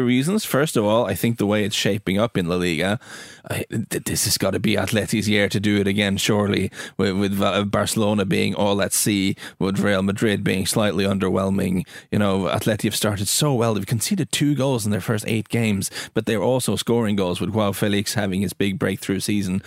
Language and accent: English; Norway